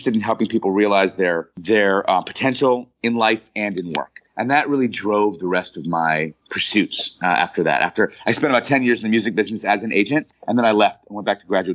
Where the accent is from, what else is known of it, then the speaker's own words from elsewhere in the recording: Pittsburgh, Pennsylvania, United States; moved away; I grew up in Pittsburgh, Pennsylvania